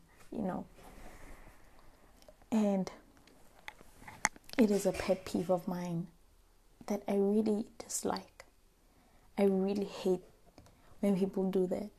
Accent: Limpopo, South Africa; I am from Limpopo because I am proud. I am from there and I'm proud of that.

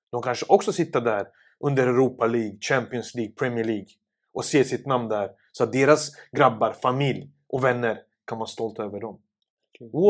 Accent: Sarajevo, Federation of Bosnia and Herzegovina, Bosnia & Herzegovina; now in Stockholm, Sweden; Jag kom ju från eh, Sarajevo 1992 i april. Mm. Till Husby, till Berggatan 4. Som en flykting med en liten påse i handen.

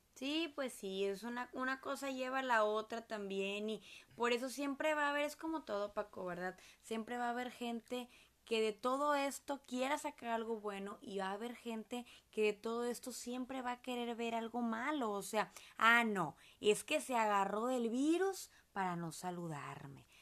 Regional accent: Monterrey, Nuevo León, Mexico; nosotros somos de Monterrey, Nuevo León, México

